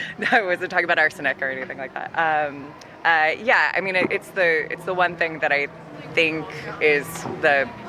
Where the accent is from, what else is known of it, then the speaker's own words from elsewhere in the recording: California, United States; moved away as an adult; now in Ireland; Being from California, our religion is kind of goofy health.